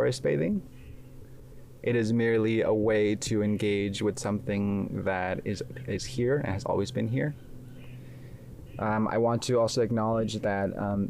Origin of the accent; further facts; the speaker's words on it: Oaxaca, Mexico; moved away; I was born and raised in Oaxaca, Mexico